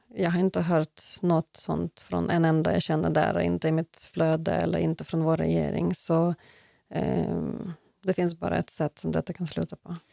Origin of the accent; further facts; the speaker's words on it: Lutsk, Volyn Oblast, Ukraine; first language Ukrainian; Swedish is a second language; now in Sweden; min hemstad Lutsk